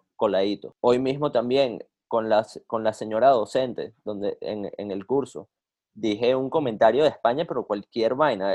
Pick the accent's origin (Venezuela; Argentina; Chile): Venezuela; now in United States; yo, yo soy venezolano